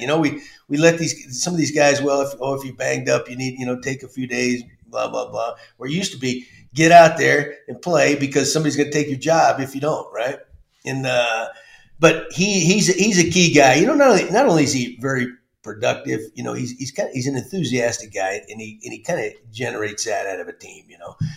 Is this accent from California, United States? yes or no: no; Texas, United States; also born or lived in Massachusetts; growing up in Texas